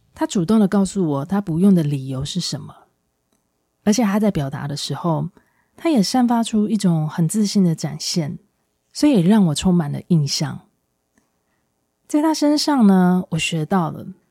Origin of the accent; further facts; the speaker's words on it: Taiwan; 这是我们台湾人很容易有的心态，就是都很客气，不想麻烦别人。